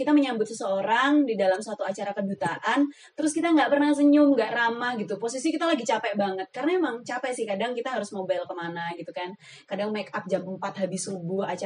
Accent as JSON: {"language": "Indonesian", "town": "Magelang", "region": "Central Java", "country": "Indonesia", "tie": "born or raised there", "said": "aku besarnya di Magelang sampai sekarang"}